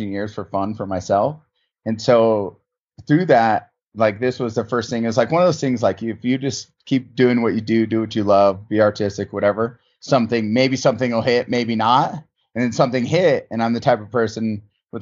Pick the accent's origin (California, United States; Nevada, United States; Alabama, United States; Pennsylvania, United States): California, United States; South Lake Tahoe; also born or lived in Los Angeles / San Francisco / Arizona; I'm born and raised in Tahoe, in South Lake Tahoe specifically